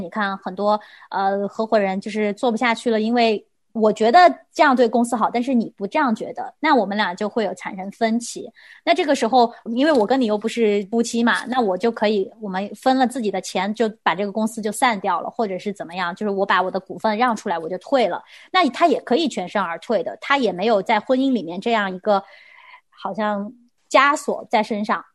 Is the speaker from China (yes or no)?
yes; China; 我们中国人好像这个概念对我们来说非常地，非常地难，也非常地难做到